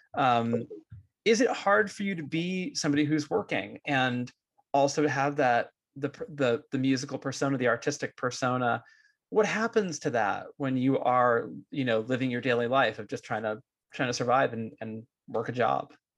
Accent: Bay Area, California, United States; growing up in the Bay Area as like a jittery Jewish kid

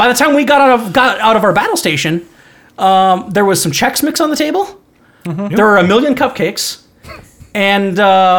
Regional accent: Minnesota, United States; No, we're from Minnesota.

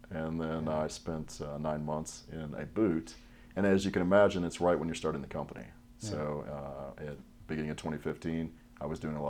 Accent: United States; But, you know, growing up in America, watching things like Christmas Vacation, I got the bright idea to order the pizza the night before and then use the pizza box.

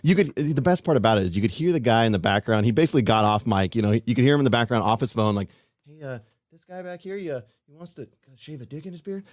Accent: Fairfield, California, United States; also born or lived in Colorado; now in Sacramento, United States; I've always lived here in California. I grew up in Fairfield

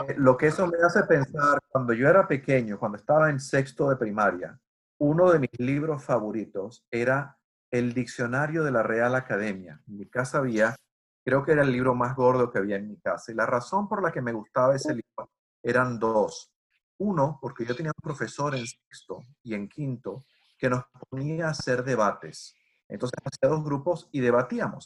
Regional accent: Venezuela; moved away; Yo nací crecí en Venezuela y nunca había estado en Estados Unidos

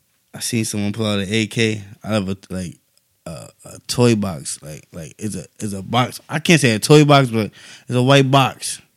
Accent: New York City, New York, United States; It was smooth growing up in Tompkins.

